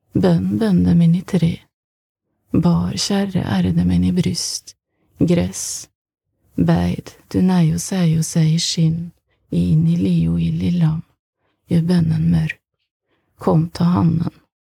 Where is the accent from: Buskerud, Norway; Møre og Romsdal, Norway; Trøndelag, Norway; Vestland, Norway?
Møre og Romsdal, Norway; Kristiansund; moved away as an adult; also born or lived in Berlin; Jeg kom kommer fra Kristiansund